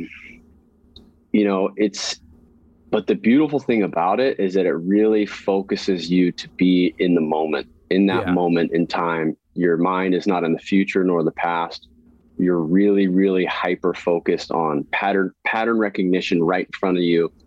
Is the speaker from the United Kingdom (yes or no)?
no; Santa Cruz, California, United States; I was born and raised in Santa Cruz, California